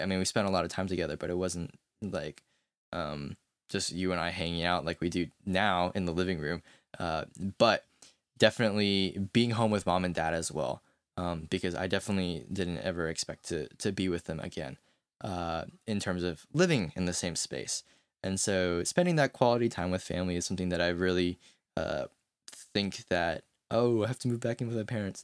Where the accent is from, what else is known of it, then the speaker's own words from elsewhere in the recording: United States; growing up as an American